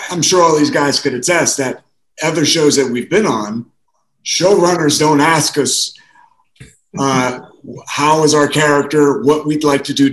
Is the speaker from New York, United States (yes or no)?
yes; South Bronx, New York, United States; I grew up in the South Bronx, so I was always the kid that I grew up in a Latino or black neighborhood.